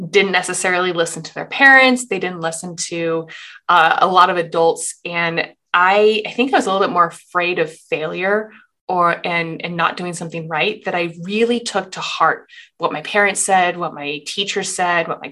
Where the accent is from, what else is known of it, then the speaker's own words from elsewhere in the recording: Portland, Oregon, United States; moved away as an adult; also born or lived in Boston; I'm from Portland, Oregon. I went to college out in Boston